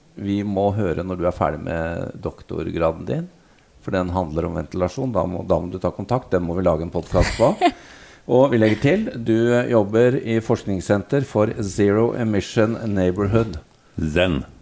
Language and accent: Norwegian; Norway; vi er her fra Norge